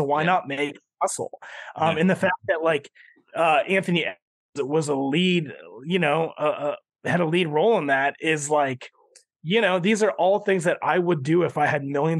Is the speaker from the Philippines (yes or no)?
yes; Philippines; I'm Filipino. He's an icon to our people.